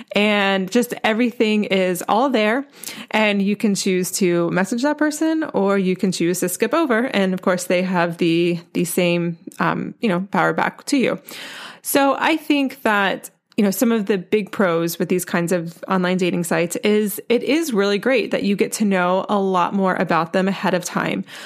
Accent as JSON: {"language": "English", "region": "North Carolina", "country": "United States", "said": "I'm from North Carolina, and I went to the University of North Carolina for college"}